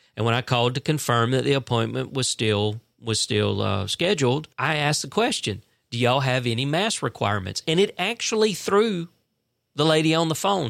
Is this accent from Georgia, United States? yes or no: yes; South Central Georgia, United States; I tell 'em I'm from South Central Georgia